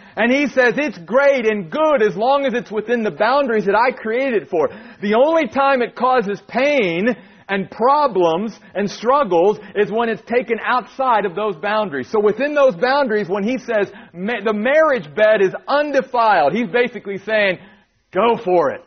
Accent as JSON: {"language": "English", "region": "Maryland", "country": "United States", "tie": "born or raised there", "also_born_or_lived": "New York", "moved": "as an adult", "said": "10 years pastoring in my home state of Maryland"}